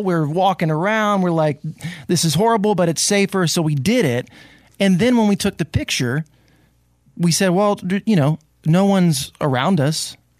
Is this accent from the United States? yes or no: yes; Delaware, United States; See, I grew up in Delaware. We have the University of Delaware Blue Hens.